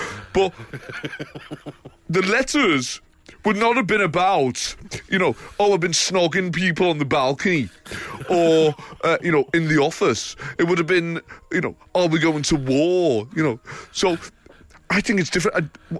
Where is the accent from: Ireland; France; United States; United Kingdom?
United Kingdom; Liverpool, North West England; You know, growing up in Liverpool, you know, we never had COVID.